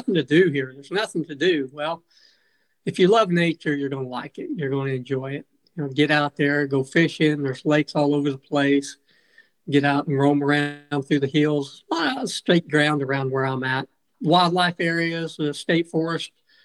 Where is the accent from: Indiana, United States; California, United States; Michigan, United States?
Indiana, United States; Pleasantville; I was raised in the little town of Pleasantville, about 5 miles down the road, population of 120